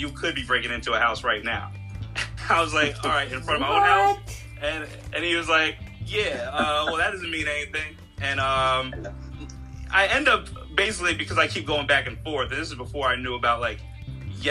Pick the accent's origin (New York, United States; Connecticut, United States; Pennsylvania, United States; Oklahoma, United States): New York, United States; Westchester County; now in California, United States; I'm from New York, Westchester County, and I grew up in New York